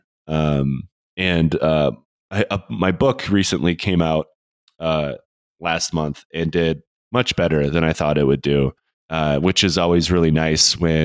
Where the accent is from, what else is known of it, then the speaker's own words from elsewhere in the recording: United States; I'm culturally American.